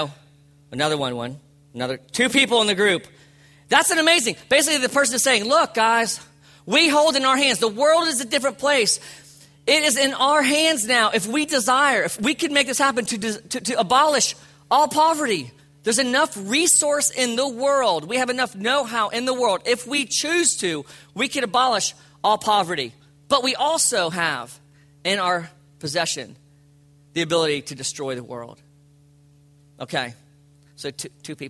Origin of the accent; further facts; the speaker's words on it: Palm Beach County, South Florida, United States; I grew up in Palm Beach County